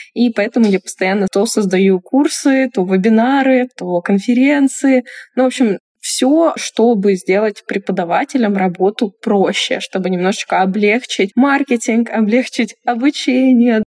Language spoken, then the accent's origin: Russian; Chelyabinsk, Chelyabinsk Oblast, Russia; moved away as an adult; also born or lived in Tunisia; я из Челябинска